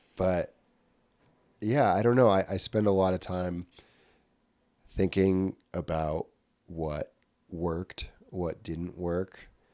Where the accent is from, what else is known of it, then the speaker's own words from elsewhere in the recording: Glens Falls, New York, United States; I was born in Glens Falls, New York, um, and I am part of, like, a multi-generational family that has lived in the Glens Falls, Queensbury, Lake George area of upstate New York